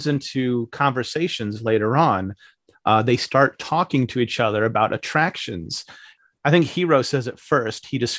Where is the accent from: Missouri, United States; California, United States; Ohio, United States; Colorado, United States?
Missouri, United States; I'm from Missouri, okay.